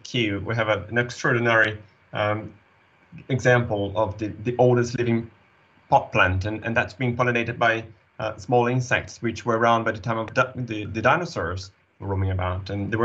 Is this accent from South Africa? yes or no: no; Brazil; We're both Brazilians. I was born and raised in South America